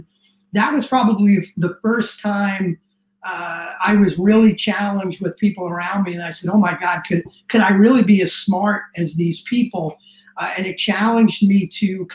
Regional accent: New York City, New York, United States; I was actually born in a town called Riverdale in the Bronx, which is actually pretty nice

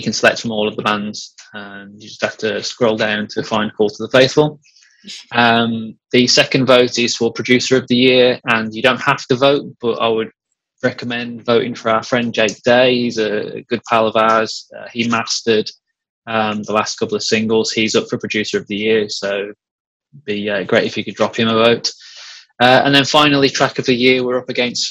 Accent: Cannock, West Midlands, United Kingdom; Cannock, which is my hometown.

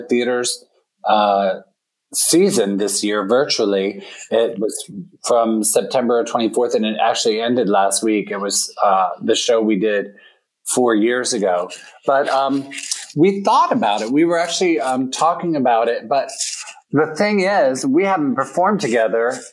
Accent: Hagerstown, Maryland, United States; also born or lived in New York City; now in upstate New York, United States; It's in Hagerstown, Maryland. It's Western Maryland.

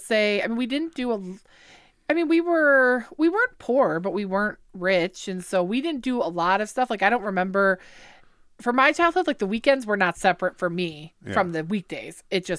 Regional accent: Lake Orion, Michigan, United States; Born and raised. My mom actually was born and raised in Lake Orion.

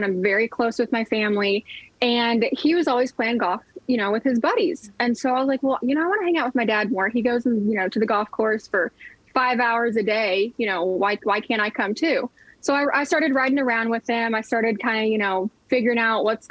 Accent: Oklahoma, United States; I grew up in Oklahoma. I grew up on land

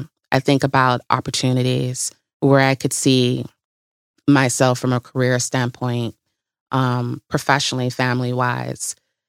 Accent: Bahamas; moved away as an adult; also born or lived in Tuskegee, Alabama / Detroit / Chicago; Originally the Bahamas.

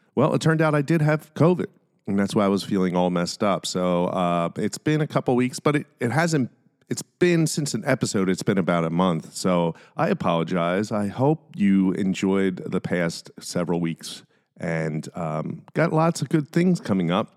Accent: Philadelphia, Pennsylvania, United States; I'm from Philly

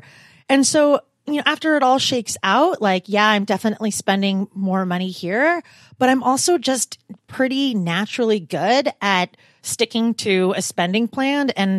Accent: Portland, Oregon, United States; also born or lived in California; So I moved from Portland, Oregon, but I also lived in California for the majority of my adult life.

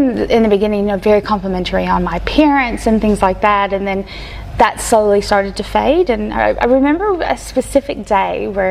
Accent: Kentucky, United States; moved away; I was born and raised in Kentucky by a stepdad.

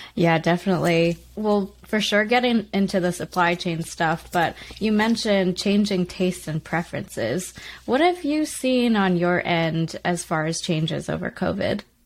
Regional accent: Canada; as a kid growing up in Canada

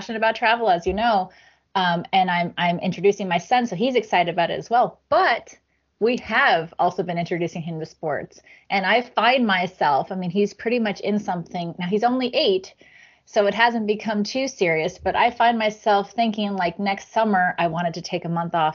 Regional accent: United States; as an American

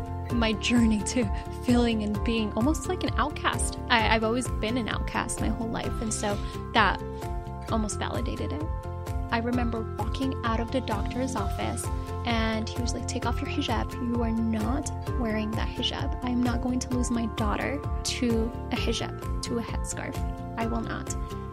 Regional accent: Rabat, Rabat-Salé-Kénitra, Morocco; I am from Rabat. It is the capital city of Morocco.

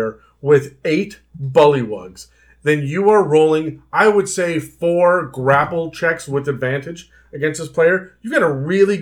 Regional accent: Canada; I'm Canadian too

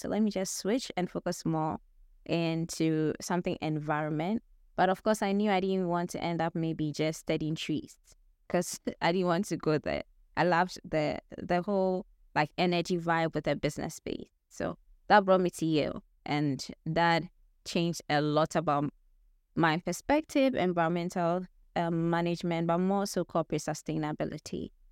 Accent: Ghana; moved away as an adult; now in United States; that was back in Ghana, my home country

